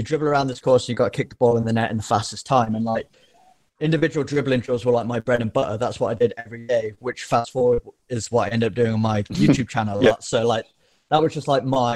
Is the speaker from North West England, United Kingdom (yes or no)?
no; Nottingham, East Midlands, United Kingdom; moved away as an adult; I grew up in Nottingham, so I just played for like the Nottinghamshire League